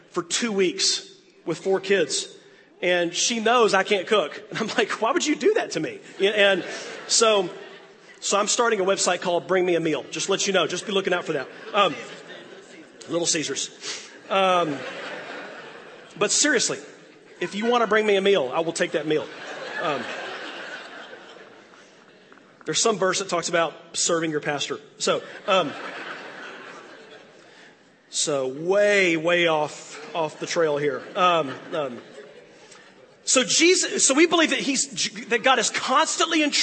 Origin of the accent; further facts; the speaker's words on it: United States; as an American preacher